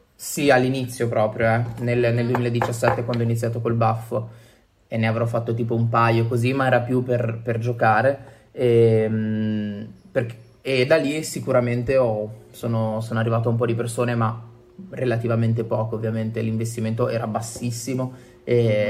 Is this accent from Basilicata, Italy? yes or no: no; Genoa, Liguria, Italy; moved away as an adult; also born or lived in Turin; now in Milan, Italy; ho 29 anni e vengo da Genova, in realtà.